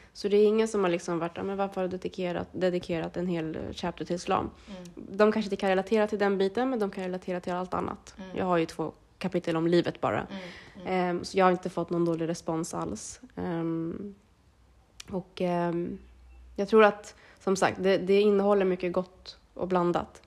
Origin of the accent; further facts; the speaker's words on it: Sweden; jag är född och uppvuxen i Sverige, har inte liksom bott i Eritrea på så sätt